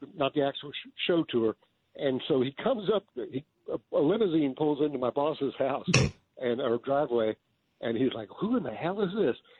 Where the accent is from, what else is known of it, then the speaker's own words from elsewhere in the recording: Houston, Texas, United States; I grew up, I grew up in Houston in the Bunker Hill area